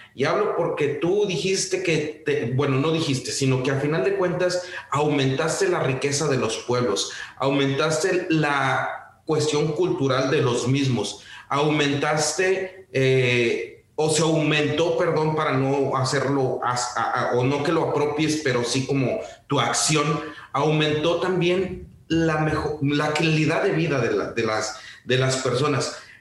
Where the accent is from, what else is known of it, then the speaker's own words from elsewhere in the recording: Mexico; somos mexicanos